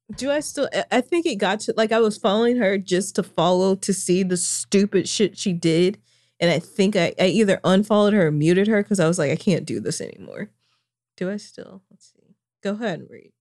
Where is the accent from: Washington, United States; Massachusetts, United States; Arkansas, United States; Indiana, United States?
Arkansas, United States; Springdale; my hometown of Springdale, Arkansas